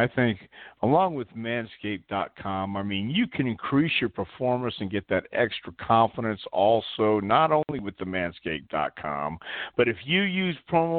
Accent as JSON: {"language": "English", "region": "Texas", "country": "United States", "said": "I'm from Texas. I love hot weather"}